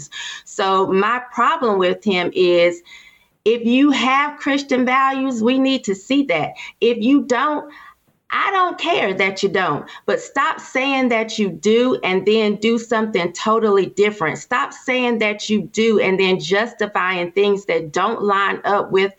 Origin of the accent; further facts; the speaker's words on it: Durham, North Carolina, United States; I'm from Durham. And this is Bull City. We have a lot of men here